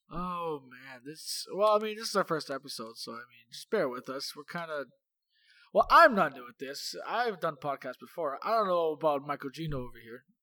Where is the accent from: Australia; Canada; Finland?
Canada; Toronto, Ontario; moved away as an adult; we come from, well, I mean, we're from Toronto